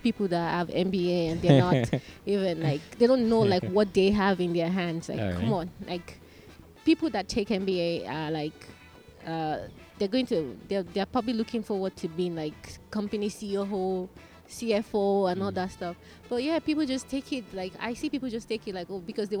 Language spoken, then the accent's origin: English; Nigeria; now in Malaysia; Yes, I am Nigerian.